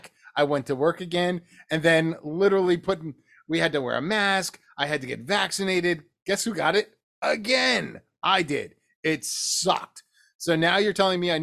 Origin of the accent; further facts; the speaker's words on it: New Jersey, United States; moved away; I'm from New Jersey.